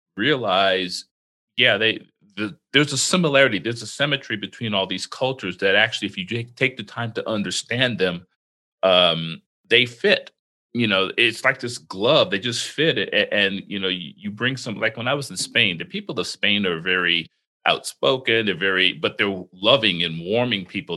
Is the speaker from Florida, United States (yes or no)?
yes; Florida, United States; I've had my experiences with growing up in Florida